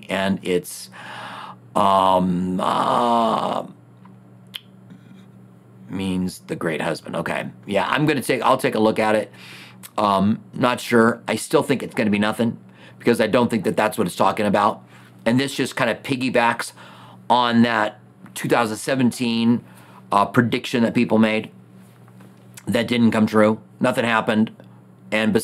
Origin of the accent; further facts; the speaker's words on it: United States; As an American